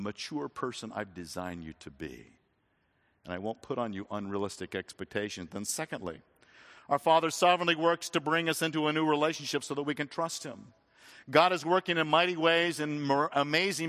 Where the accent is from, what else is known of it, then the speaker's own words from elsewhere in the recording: Phoenix, Arizona, United States; We had citrus trees growing up in Phoenix, Arizona